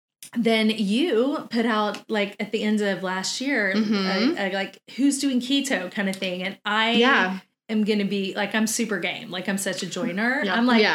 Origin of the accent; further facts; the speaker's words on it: Texas, United States; we're the biggest meat eaters you've ever met.